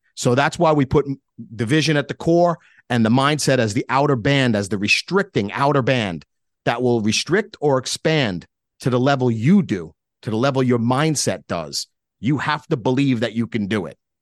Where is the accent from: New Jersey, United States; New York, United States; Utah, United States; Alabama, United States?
New York, United States; being a New Yorker, yeah, I'm very direct like